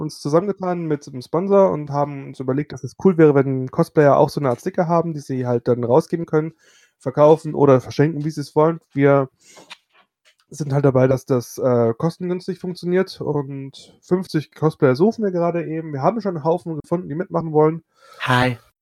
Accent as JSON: {"language": "German", "region": "Bavaria", "country": "Germany", "said": "ich komme aus Bayern"}